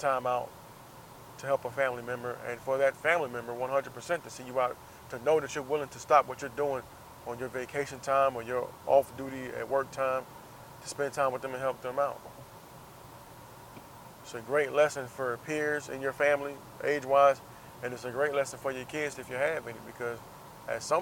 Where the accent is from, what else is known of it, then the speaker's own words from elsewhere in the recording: Jacksonville, United States; moved away; also born or lived in San Diego; I'm out here in my hometown